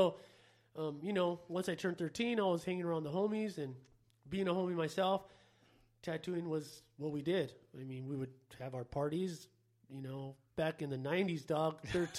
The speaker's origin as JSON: {"language": "English", "town": "Los Angeles", "region": "California", "country": "United States", "tie": "born or raised there", "said": "In L.A. So, we were always around tattoos, always around graffiti, and so that's pretty much how I got into it."}